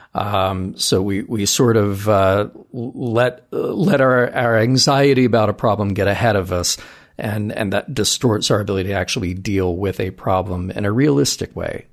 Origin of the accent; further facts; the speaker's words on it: the South, United States; you and I both growing up in the South